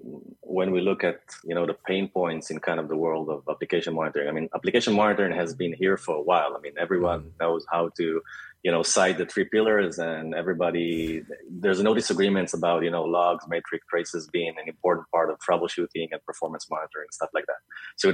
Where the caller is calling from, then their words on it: Tel Aviv, Tel Aviv District, Israel; I'm actually joining you from hot yet beautiful Tel Aviv in Israel.